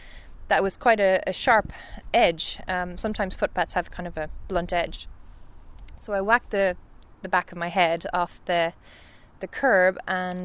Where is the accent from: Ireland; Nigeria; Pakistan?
Ireland; Galway, Connacht; moved away as an adult; now in Stockholm, Sweden; I'm from Galway